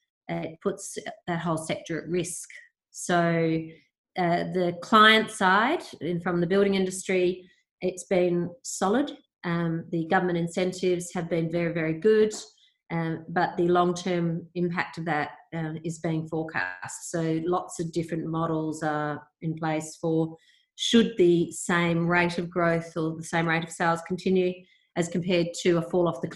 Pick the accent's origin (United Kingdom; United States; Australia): Australia; also born or lived in Perth / Victoria; for us as Australian consumers